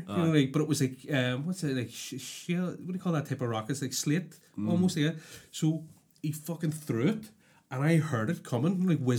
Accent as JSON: {"language": "English", "town": "Belfast", "region": "Northern Ireland", "country": "United Kingdom", "tie": "born or raised there", "said": "I can't help where I'm from. Do you know what I mean? I was born here and I was raised here."}